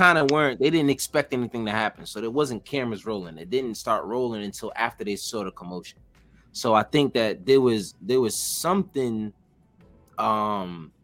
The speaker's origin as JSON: {"language": "English", "town": "New York City", "region": "New York", "country": "United States", "said": "I'm from Wagner Projects in Harlem"}